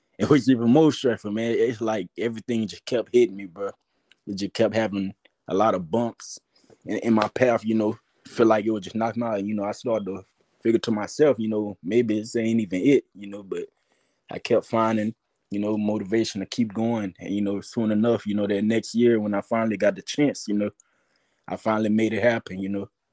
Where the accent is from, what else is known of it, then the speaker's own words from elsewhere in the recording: Louisiana, United States; I'm from Louisiana